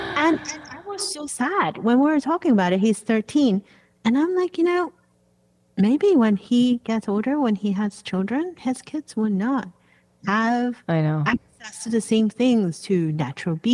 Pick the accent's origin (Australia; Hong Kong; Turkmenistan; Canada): Hong Kong; now in Washington, D.C., United States; I was growing up in Hong Kong